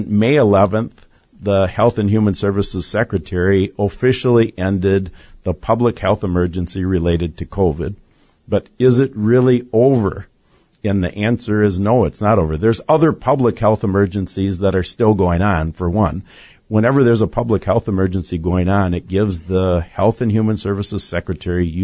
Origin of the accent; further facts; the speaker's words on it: Wisconsin, United States; we're from Wisconsin.